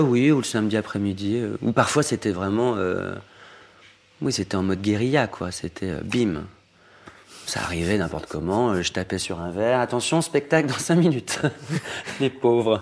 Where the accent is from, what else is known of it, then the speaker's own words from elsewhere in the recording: Normandy, France; now in Paris, France; une enfance très, euh, très solitaire, mais très belle enfance baigné d'amour, euh, papa, maman, mon frère, dans une campagne profonde en proche, Normandie